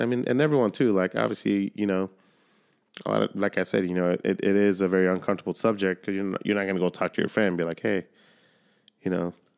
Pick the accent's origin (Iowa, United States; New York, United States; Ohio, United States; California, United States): California, United States; Solana Beach; I grew up in Solana Beach